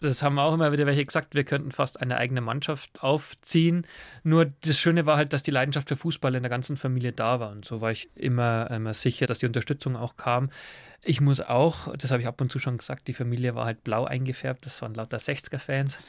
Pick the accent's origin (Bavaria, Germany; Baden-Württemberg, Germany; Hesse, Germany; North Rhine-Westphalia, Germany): Bavaria, Germany; Forstinning; moved away as an adult; also born or lived in England; aufgewachsen auf dem Bauernhof in Forstinning